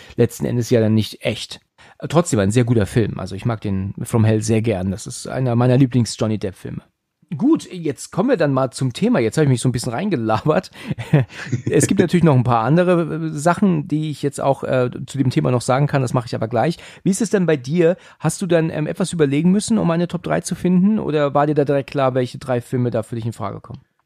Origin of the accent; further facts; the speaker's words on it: Germany; bei uns in Deutschland